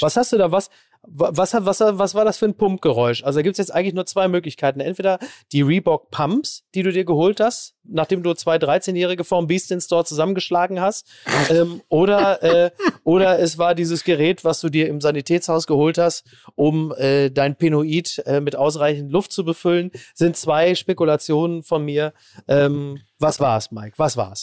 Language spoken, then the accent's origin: German; Ruhr area and Münsterland, North Rhine-Westphalia, Germany; bei uns im Ruhrgebiet und im Münsterland